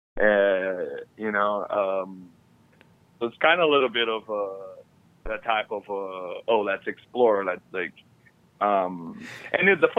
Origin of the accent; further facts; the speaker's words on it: Brazil; moved away as an adult; now in Ireland; growing up in Brazil